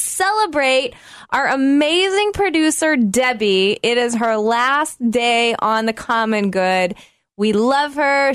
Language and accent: English; the South, United States; growing up in the South